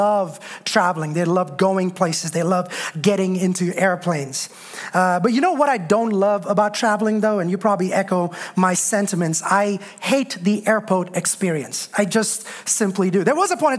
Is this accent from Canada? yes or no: no; India; moved away; Growing up in India, we had this passion for all things God